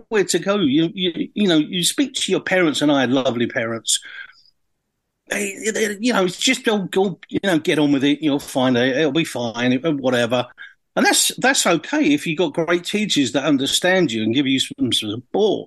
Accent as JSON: {"language": "English", "town": "Orpington", "region": "London", "country": "United Kingdom", "tie": "born or raised there", "said": "I grew up in, I was born in Orpington, if you can refrain from laughing. Not much happens in Orpington. You know, I lived on the Ramsden Estate"}